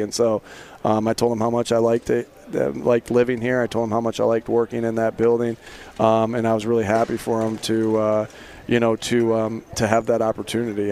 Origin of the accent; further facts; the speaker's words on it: East Coast, United States; I grew up on the East Coast